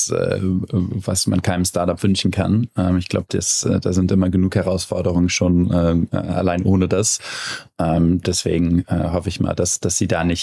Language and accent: German; Cologne, North Rhine-Westphalia, Germany; dass da äh, ein Inkubator Europa in, wie gesagt, meiner Heimatstadt äh, rumwirbelt und ähm, eine, eine coole Firma in Köln nach dem anderen äh, aus, dem, ähm, aus dem Boden sprießt.